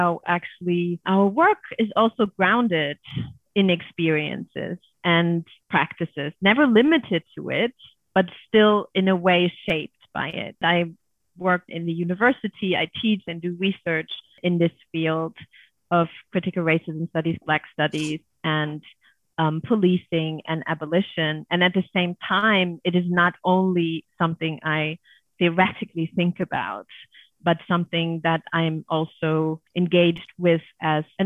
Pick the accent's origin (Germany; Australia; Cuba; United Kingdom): Germany; Growing up in Germany